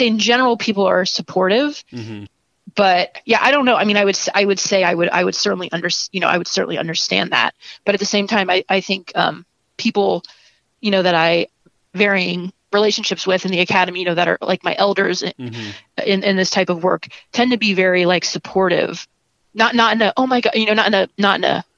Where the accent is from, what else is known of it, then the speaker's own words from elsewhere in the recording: Ohio, United States; moved away; also born or lived in Chicago; my hometown also, it's a small town in Ohio